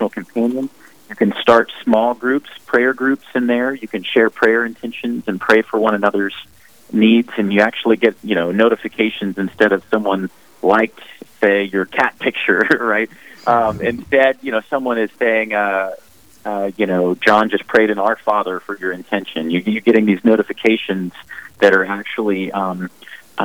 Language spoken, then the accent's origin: English; Mobile, Alabama, United States; I was born and raised in Mobile, Alabama. I've been an Alabama boy my whole life.